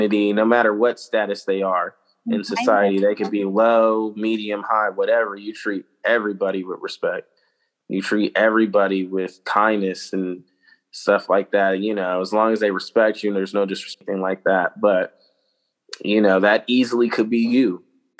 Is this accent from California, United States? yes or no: yes; Vallejo, California, United States; the guys that I grew up with in Vallejo as a child